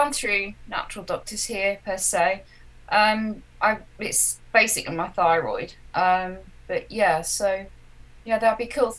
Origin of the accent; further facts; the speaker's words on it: England, United Kingdom; now in Australia; I'm originally from England too